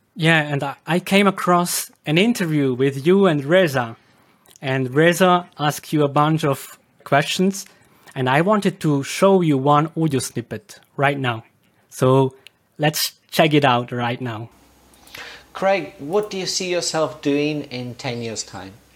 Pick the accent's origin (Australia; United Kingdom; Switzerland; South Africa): Switzerland; accent: Swiss German dialect; English is a second language; in Switzerland my dialect is supposed to be very exotic